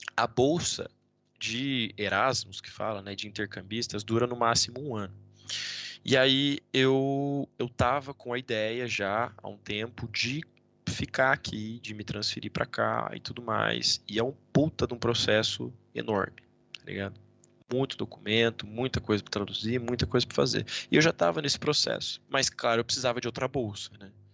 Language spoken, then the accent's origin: Portuguese; Brazil; moved away as an adult; also born or lived in United States; now in Valladolid, Spain; eu sou do Brasil